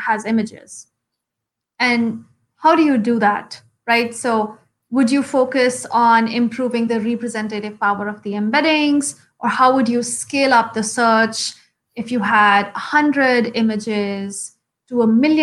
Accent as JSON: {"language": "English", "town": "Shimla", "region": "Himachal Pradesh", "country": "India", "tie": "born or raised there", "first_language": "Hindi", "second_language": "English", "said": "the lifestyle in Shimla, I think, is very closely associated with nature, at least when I was growing up"}